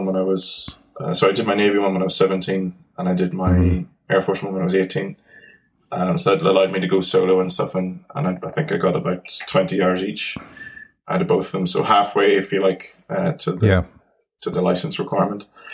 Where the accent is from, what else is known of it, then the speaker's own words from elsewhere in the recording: Banbridge, Northern Ireland, United Kingdom; we're from Banbridge